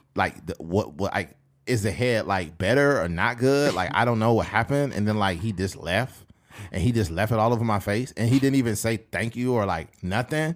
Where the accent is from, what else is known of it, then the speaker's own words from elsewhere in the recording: Bakersfield, California, United States; also born or lived in Delano, California; I moved from Delano to Bakersfield in ninety-three.